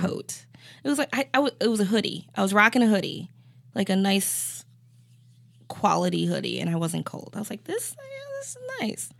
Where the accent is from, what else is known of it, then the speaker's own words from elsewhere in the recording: Cleveland, Ohio, United States; Cleveland, Ohio